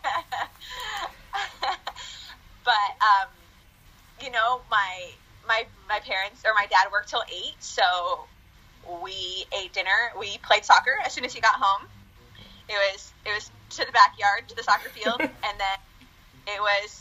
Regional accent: Winston-Salem, North Carolina, United States; also born or lived in Argentina; I grew up actually in Winston-Salem, North Carolina

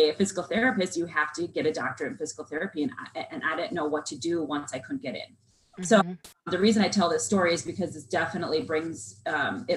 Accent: Southern Minnesota, United States; I'm a Minnesota girl. I was raised in Southern Minnesota.

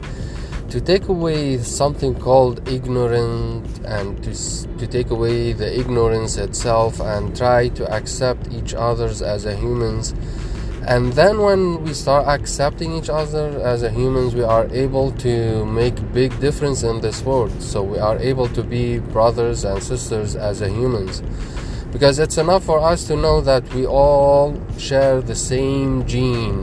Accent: Lebanon; now in United States; I come from Lebanon, Middle East, and I'm right now in USA

